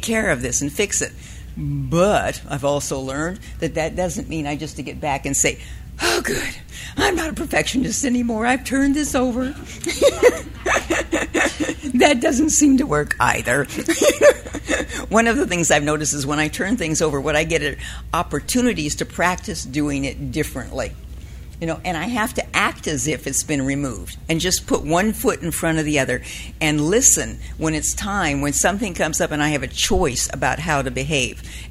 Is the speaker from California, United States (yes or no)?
yes; Southern California, United States; I was raised in Southern California